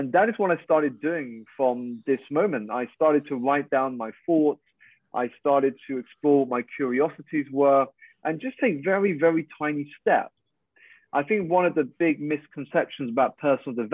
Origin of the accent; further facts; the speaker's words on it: United Kingdom; I'm a Malaysian Chinese. I was born here in the UK to two Malaysian parents